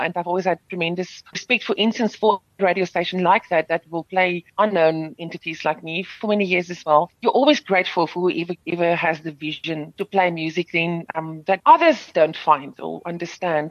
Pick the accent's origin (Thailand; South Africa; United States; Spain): South Africa; first language Afrikaans; English is a second language; I'm grateful that I've been afforded to sing in my mother tongue and to still speak in my mother tongue in this country